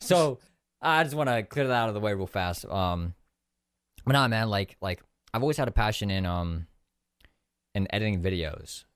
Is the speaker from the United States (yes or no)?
yes; San Diego, California, United States; I grew up in, uh, California, like in San Diego for my whole life